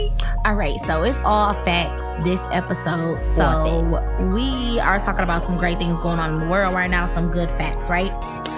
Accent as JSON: {"language": "English", "country": "United States", "said": "we're American."}